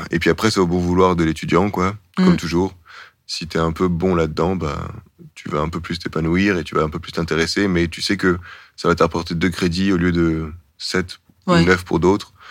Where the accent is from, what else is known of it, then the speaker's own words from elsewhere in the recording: Belgium; Et puis, moi, je me dis juste, ah ben tiens, en fait, je suis belge.